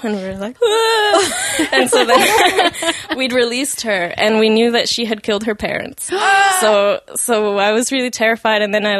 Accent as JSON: {"language": "English", "country": "Mexico", "tie": "born or raised there", "said": "I grew up in Mexico."}